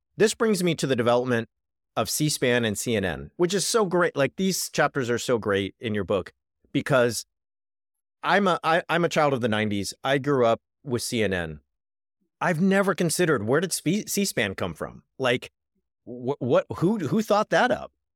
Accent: Richard Nixon's hometown, California, United States; moved away as an adult; also born or lived in Oxford, England; I come from Richard Nixon's hometown

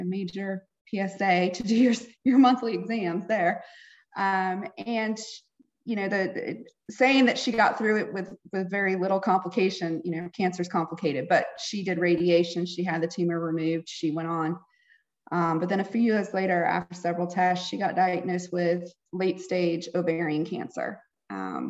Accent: Raleigh, North Carolina, United States; I am from Raleigh, North Carolina. I live here with my husband

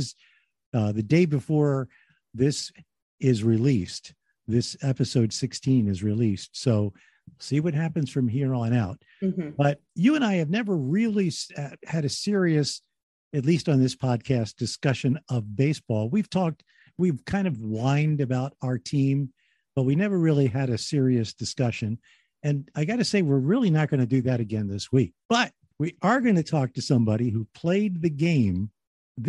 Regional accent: New Jersey, United States; also born or lived in Philadelphia; I was born in Philadelphia. I was raised in South Jersey.

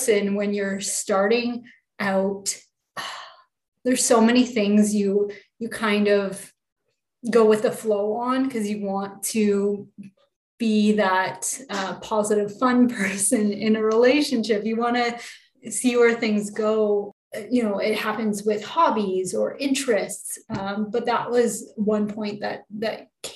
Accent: Canada; I'm from Canada

